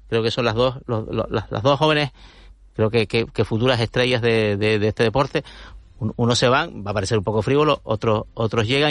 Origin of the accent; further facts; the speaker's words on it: Tenerife, Canary Islands, Spain; soy de Tenerife